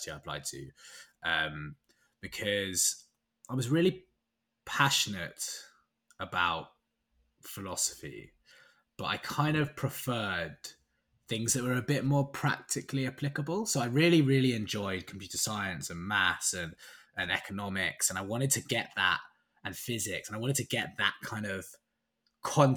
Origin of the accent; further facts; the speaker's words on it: London, United Kingdom; I'm from London, born and bred. I've never left London for longer than 6 months.